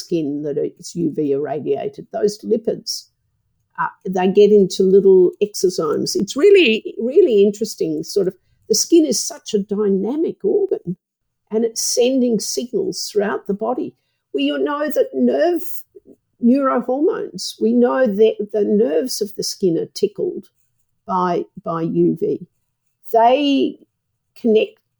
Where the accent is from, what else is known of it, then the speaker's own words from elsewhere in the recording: Australia; I'm an Australian